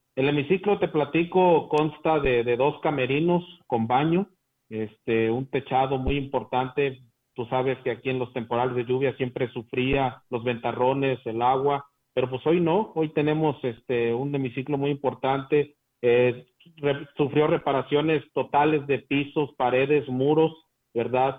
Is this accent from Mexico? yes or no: yes; Huasteca, Mexico; nuestra Huasteca